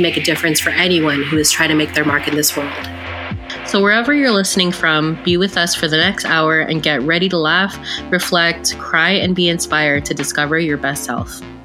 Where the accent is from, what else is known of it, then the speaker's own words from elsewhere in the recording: Canada; we're two sisters here to share our experiences as Canadian born Filipinas